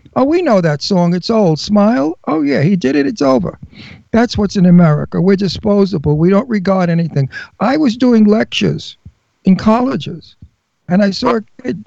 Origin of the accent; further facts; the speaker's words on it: New York City, New York, United States; moved away; I'm a wild guinea from Brooklyn. I'm Italian from Brooklyn